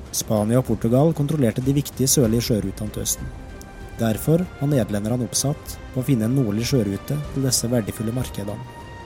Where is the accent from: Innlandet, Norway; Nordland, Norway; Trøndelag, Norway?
Innlandet, Norway; Alvdal; Hjemme på Stenslia hos farmor og farfar var mitt paradis på jord